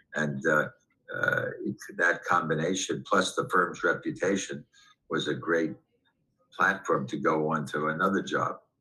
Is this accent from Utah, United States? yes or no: no; New York City, New York, United States; I grew up in Manhattan as a kid on the West Side